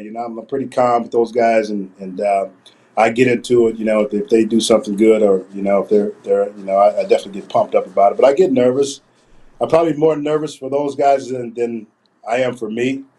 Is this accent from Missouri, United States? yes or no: no; Oklahoma, United States; growing up in Oklahoma